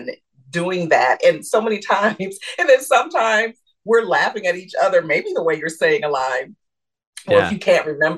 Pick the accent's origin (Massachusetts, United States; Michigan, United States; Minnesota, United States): Michigan, United States; I'm from Michigan.